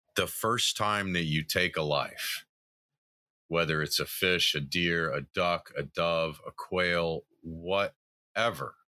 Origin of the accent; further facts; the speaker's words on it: the South, United States; moved away; I grew up in the South